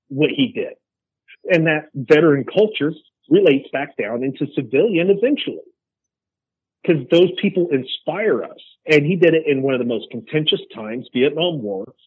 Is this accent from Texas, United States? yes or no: yes; Texas, United States; being a Texan